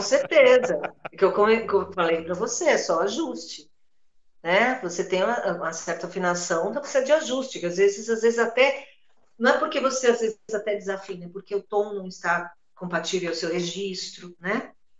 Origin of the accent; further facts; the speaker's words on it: São Paulo, Brazil; eu sou paulistana da Gema. Né? Eu nasci, eu nasci e fui criada na rua na Djalma Dutra, uma travessa da São Caetano com a João Teodoro, bairro da Luz